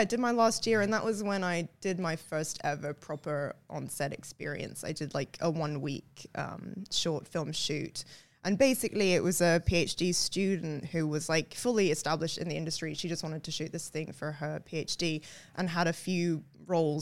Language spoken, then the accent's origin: English; London, United Kingdom; moved away as an adult; also born or lived in Lancaster, England; now in Australia; born and raised in London